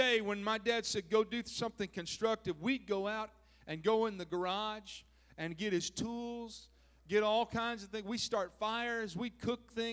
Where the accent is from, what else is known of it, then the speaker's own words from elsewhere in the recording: southern Minnesota, United States; now in California, United States; When I was a boy, growing up, I grew up in Minnesota, southern Minnesota